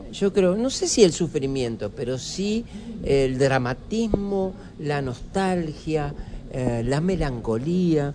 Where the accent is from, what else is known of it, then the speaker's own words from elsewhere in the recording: Argentina; todos los que nacimos en Argentina